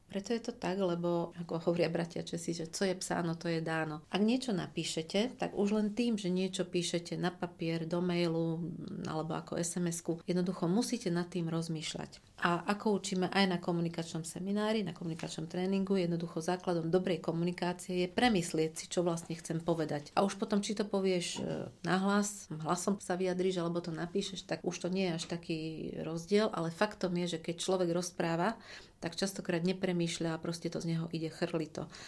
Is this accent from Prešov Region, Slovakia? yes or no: no; Košice, Košice Region, Slovakia; also born or lived in Krupina / Saint Petersburg; narodila som sa v Krupine, okres Zvolen ale takmer celý život som prežila v Košiciach, teda asi od 4 rokov som v Košiciach, takže sa považujem za hrdú Košičanku